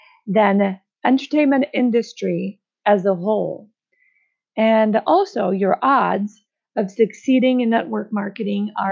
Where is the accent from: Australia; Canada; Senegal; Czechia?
Czechia; moved away as an adult; now in United States; I moved from my home country of the Czech Republic to the United States.